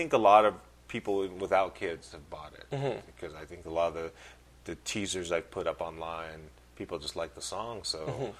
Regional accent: Bay Area, Northern California, United States; growing up in the Bay Area, Northern California

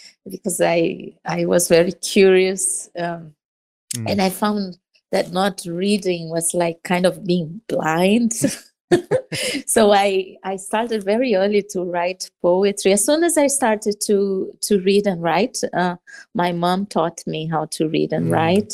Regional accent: Rio de Janeiro, Brazil; moved away; I was born in Copacabana.

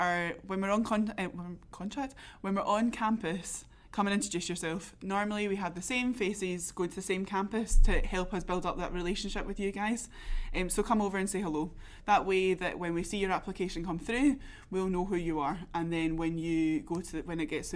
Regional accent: Glasgow, Scotland, United Kingdom; also born or lived in Newcastle; now in Reading, United Kingdom; I'm from Glasgow originally

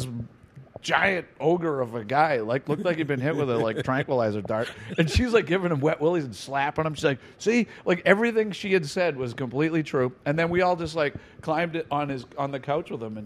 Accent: Boston, Massachusetts, United States; we're from Boston

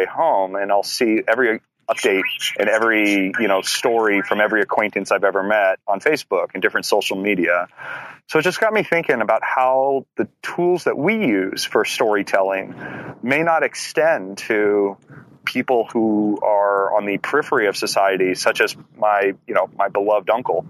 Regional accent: Livermore, California, United States; I'm from Livermore, California

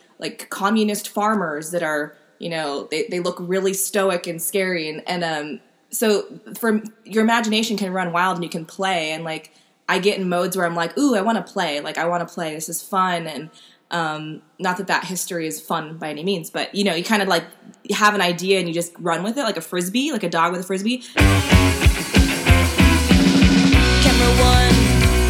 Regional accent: United States; as an American

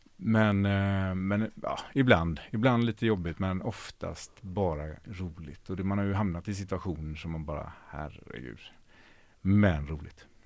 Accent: Ucklum, Västra Götaland, Sweden; moved away as an adult; also born or lived in Hjällbo, Gothenburg / Tjörn; now in Gothenburg, Sweden; Och sen så flyttade jag till eh, ett ställe som heter Ucklum. Som ligger en mil innanför Stenungsund, så det är, fem, fem mil norr om Göteborg, på landet

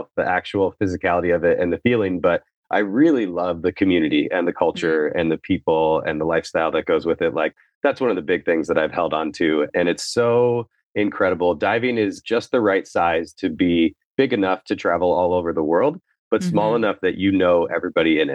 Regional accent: Midwest, United States; I grew up in the Midwest

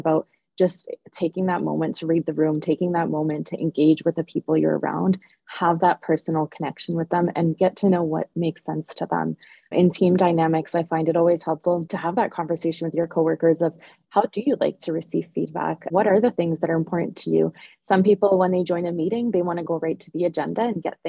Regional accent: Ontario, Canada; now in Edmonton, Canada; Oh, Ontario.

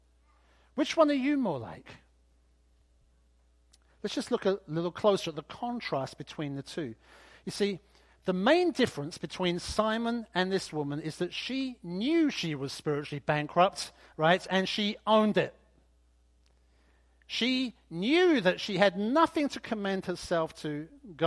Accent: United Kingdom; I'm British after all

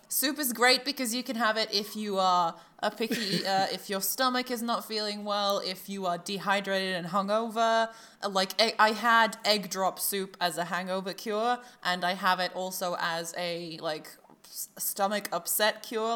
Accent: Croatia; I'm from Croatia

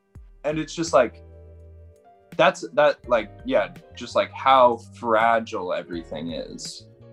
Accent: Yosemite, California, United States; I grew up like just outside of Yosemite, and like had to get evacuated.

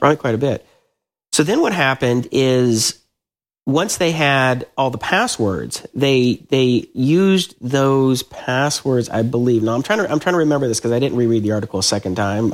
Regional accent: Atlanta, Georgia, United States; moved away as an adult; I grew up in Atlanta

